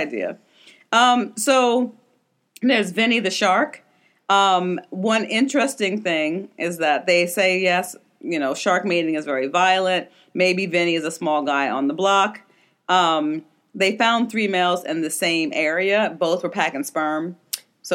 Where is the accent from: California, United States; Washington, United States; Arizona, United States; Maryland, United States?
Maryland, United States; Maryland, my home state